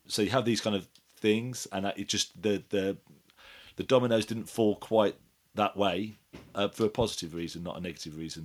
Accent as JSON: {"language": "English", "town": "Wolverhampton", "region": "West Midlands", "country": "United Kingdom", "moved": "yes", "lives_now": "Epsom, United Kingdom", "said": "we're heading up to Wolverhampton, where, where I'm originally from"}